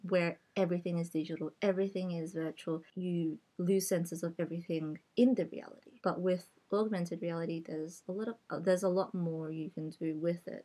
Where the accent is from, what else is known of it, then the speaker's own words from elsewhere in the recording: Australia; first language English; So I only know casual Cantonese because it's what I speak at home, but it's not my mother tongue mm. um, because I grew up in Australia.